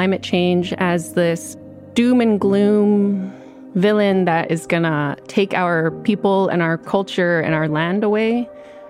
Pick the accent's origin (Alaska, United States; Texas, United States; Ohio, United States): Alaska, United States; Utqiagvik; now in Fairbanks, United States; I'm Inupiaq. I'm from Utqiagvik, and I work at the University of Alaska Fairbanks